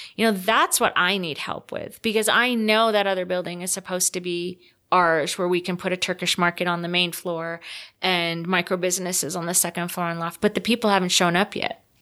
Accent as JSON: {"language": "English", "region": "Rhode Island", "country": "United States", "moved": "yes", "lives_now": "Salt Lake City, United States", "said": "I'm from Rhode Island"}